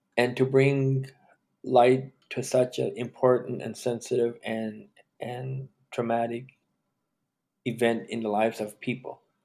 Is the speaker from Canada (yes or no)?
yes; Canada; Growing up being Indian came with its own stigma